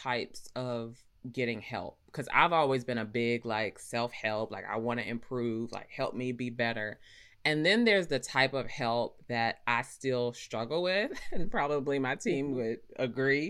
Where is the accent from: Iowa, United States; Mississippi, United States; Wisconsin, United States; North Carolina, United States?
North Carolina, United States; Rocky Mount; growing up, like, you know me, I'm from Rocky Mount. Like, we ain't have money